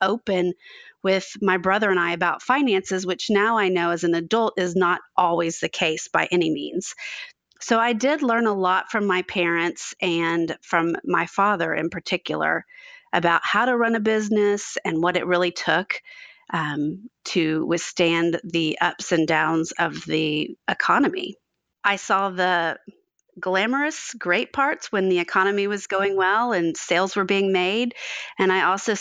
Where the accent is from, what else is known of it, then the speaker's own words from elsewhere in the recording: Dallas, Texas, United States; moved away as an adult; now in Fort Worth, United States; I was born in Fort Worth, which is where I live now. And then when I was just about to start kindergarten at the age of 5, my father moved our family to Dallas